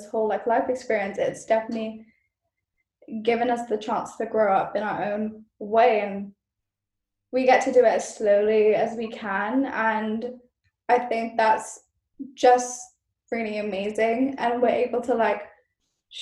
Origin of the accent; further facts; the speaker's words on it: Malaysia; moved away as an adult; now in United Kingdom; being Malaysian